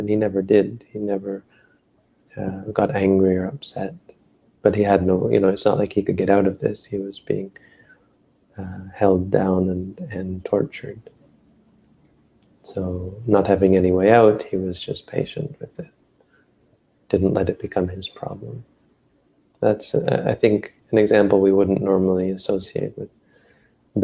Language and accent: English; Northern Ontario, Canada; I grew up in Northern Ontario